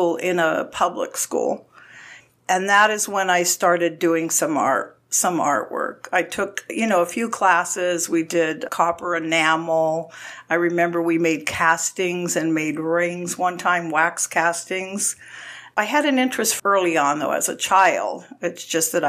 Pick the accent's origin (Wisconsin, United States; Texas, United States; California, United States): California, United States; Pasadena; moved away as an adult; also born or lived in Florida; I was born and raised in Pasadena, California, and I lived in California my whole life up until 4 years ago